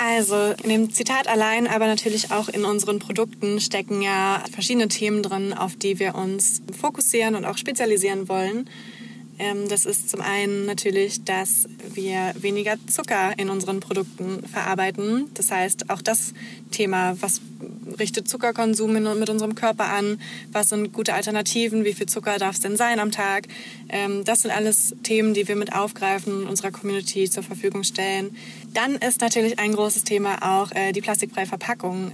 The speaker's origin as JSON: {"language": "German", "town": "Heidensleben", "region": "Saxony-Anhalt", "country": "Germany", "tie": "born or raised there", "moved": "as an adult", "lives_now": "Leipzig, Germany", "said": "komme gebürtig aus der Nähe von Magdeburg, ähm, Heidensleben"}